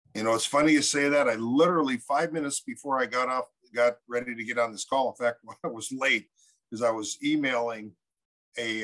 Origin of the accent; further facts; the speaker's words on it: Minnesota, United States; We're from both from Minnesota